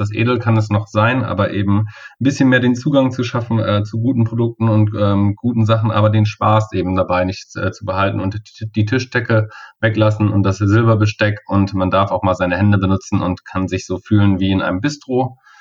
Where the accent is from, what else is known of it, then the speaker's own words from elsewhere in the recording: Kassel, Hesse, Germany; hier in Kassel wirklich direkt lokal, wo ich herkomme